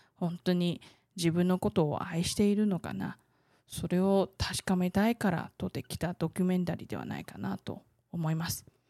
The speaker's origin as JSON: {"language": "Japanese", "country": "Taiwan", "tie": "born or raised there", "said": "台湾生まれ台湾育ち"}